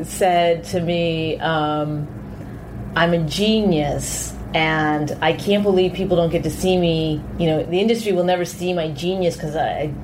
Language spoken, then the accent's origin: English; Canada; I'm Canadian.